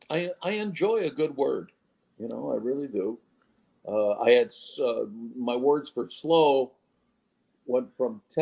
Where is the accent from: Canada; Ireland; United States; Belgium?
Ireland; but I'm Irish. We like to tell stories